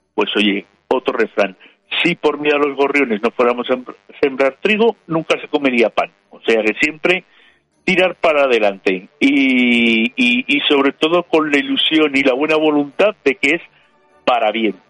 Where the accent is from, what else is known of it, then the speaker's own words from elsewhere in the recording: Spain; como españoles